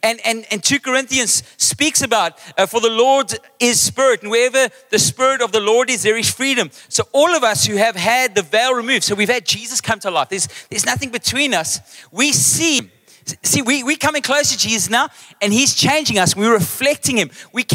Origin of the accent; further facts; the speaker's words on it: Western Cape, South Africa; then they realize I'm actually English, Mudertong, mama.